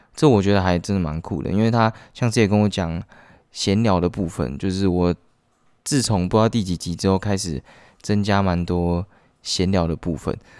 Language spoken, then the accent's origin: Chinese; central Taiwan, Taiwan; moved away as an adult; 我是中部人，然后我来北部上学这样